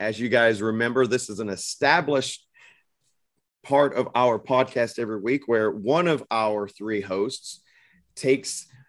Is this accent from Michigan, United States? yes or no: no; Arkansas, United States; moved away as an adult; now in Delaware, United States; I'm originally from Arkansas. I'm a Southern boy. I grew up in the heat and the humidity.